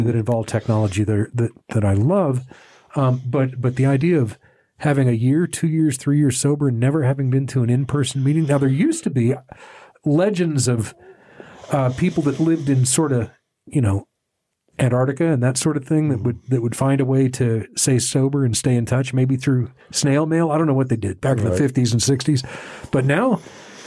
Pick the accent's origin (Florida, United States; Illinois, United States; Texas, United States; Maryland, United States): Texas, United States; now in Santa Fe, United States; I was brought up in Texas